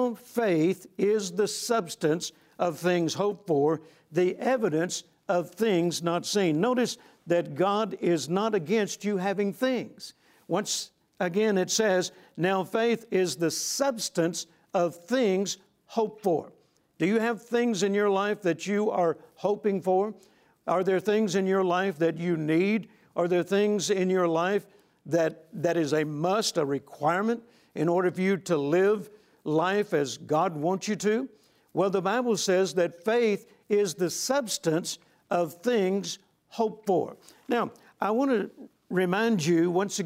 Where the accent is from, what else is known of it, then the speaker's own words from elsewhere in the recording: Shreveport, Louisiana, United States; came to Shreveport, Louisiana, my hometown